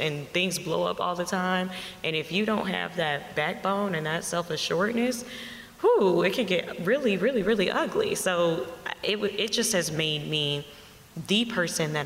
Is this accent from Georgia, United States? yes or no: yes; Savannah, Georgia, United States; also born or lived in Montgomery, Alabama; I grew up in Savannah, Georgia